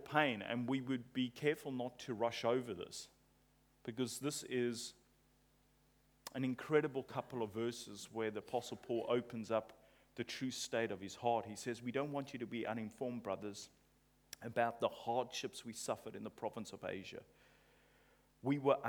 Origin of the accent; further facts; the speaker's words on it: England, United Kingdom; I'm English